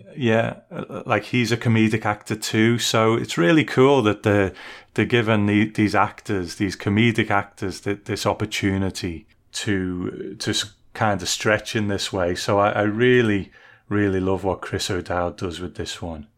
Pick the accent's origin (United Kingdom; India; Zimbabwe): United Kingdom; as a Brit